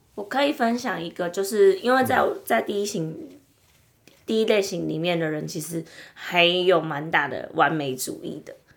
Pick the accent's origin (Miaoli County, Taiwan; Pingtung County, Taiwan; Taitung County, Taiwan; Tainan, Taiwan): Tainan, Taiwan; 我也是台南人